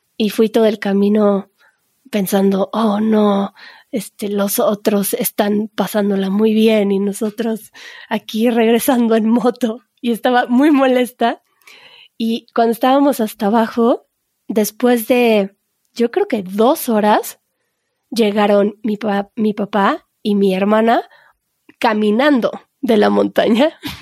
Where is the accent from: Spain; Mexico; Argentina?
Mexico; como buenos mexicanos